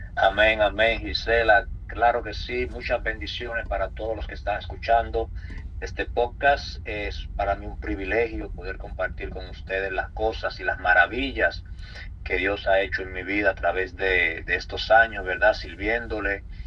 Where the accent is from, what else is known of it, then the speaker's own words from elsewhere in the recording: Santo Domingo, Distrito Nacional, Dominican Republic; moved away as an adult; also born or lived in New York, United States; now in United States; nacido en la República Dominicana, en Santo Domingo, en la capital. Eh, me crié en República Dominicana desde mi nacimiento hasta los 19 años, que fue cuando vine para Estados Unidos